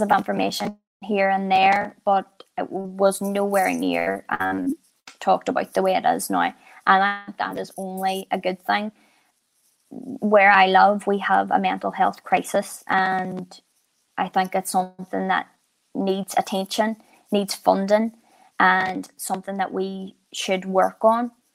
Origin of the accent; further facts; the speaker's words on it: Ireland; being Irish